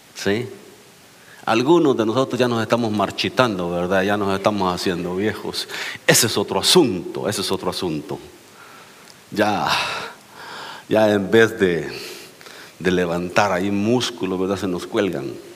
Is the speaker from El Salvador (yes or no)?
yes; El Salvador; moved away; vengo del Salvador, donde ya casi nadie se casa, casi todos nomás se juntan.